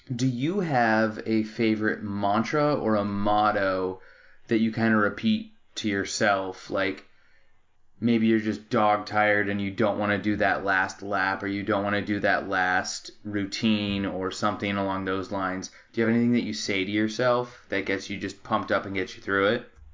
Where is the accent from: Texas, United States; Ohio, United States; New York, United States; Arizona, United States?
Arizona, United States; moved away as an adult; now in Los Angeles, United States; I was born and raised in Arizona